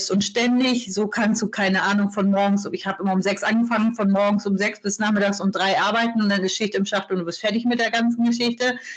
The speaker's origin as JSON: {"language": "German", "town": "Kiel", "region": "Schleswig-Holstein", "country": "Germany", "tie": "born or raised there", "said": "Ich bin ein echtes Nordlicht. Also ich bin in Kiel äh, geboren und habe den Norden als Wohnort tatsächlich noch nie verlassen"}